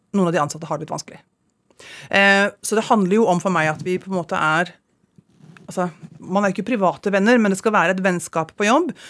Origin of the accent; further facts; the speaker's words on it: Ski, Akershus, Norway; moved away as an adult; also born or lived in Los Angeles, United States; det er alle hjemme i Ski! Alle venninnene mine